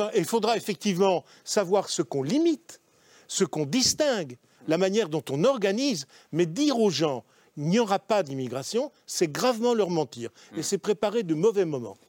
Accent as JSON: {"language": "French", "country": "France", "said": "on est français ensemble, hein, avec Mme Bastier, on est français"}